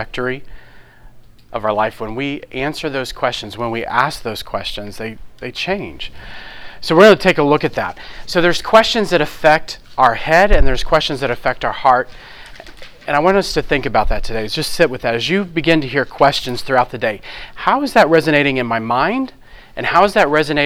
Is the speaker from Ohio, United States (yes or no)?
no; New Orleans, Louisiana, United States; I'm from New Orleans